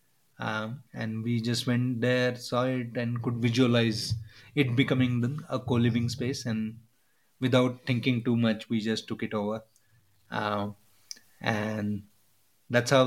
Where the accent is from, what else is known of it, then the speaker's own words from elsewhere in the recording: India; I felt like being an Indian was a superpower